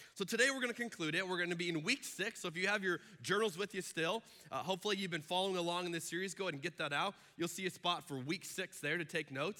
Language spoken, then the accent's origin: English; Arizona, United States; I'm from Arizona, where they do not do daylight savings time.